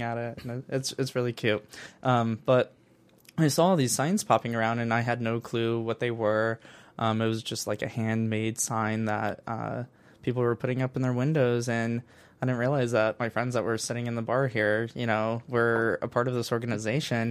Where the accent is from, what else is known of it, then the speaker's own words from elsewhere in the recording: Northwest Indiana, United States; I'm from Northwest Indiana